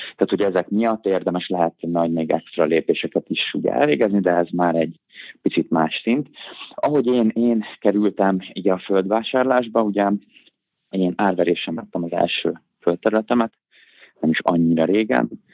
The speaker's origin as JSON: {"language": "Hungarian", "region": "Budapest", "country": "Hungary", "tie": "born or raised there", "said": "Budapesten nevelkedtem, itt is nektem fel"}